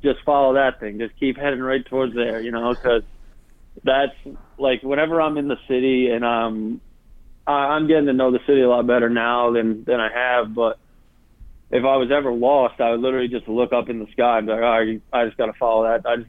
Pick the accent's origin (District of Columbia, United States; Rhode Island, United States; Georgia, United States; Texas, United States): Rhode Island, United States; Cranston; that's my hometown